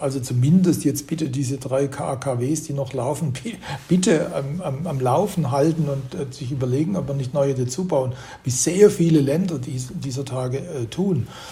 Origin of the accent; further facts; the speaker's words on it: Germany; wir sind als Deutsche irgendwie mittendrin